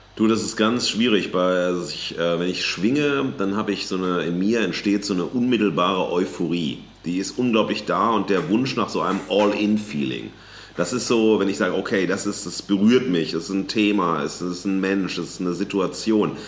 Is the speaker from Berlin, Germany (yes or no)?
no; Duisburg, North Rhine-Westphalia, Germany; in meiner Heimatstadt Duisburg